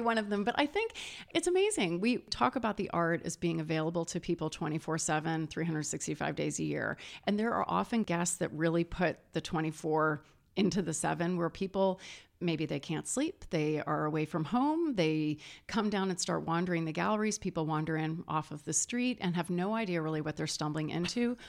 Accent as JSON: {"language": "English", "town": "St. Louis", "region": "Missouri", "country": "United States", "tie": "born or raised there", "said": "that's my hometown. That was where I was, where I was born"}